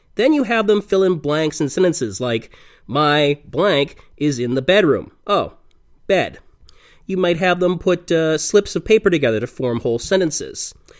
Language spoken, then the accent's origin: English; United States; moved away as an adult; now in Prague, Czech Republic; four months the day I left America for the Czech Republic